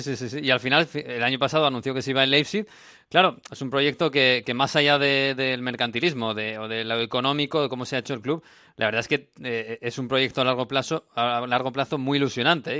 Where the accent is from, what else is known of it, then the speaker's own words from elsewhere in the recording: Basque Country, Spain; a mi tierra, a Euskadi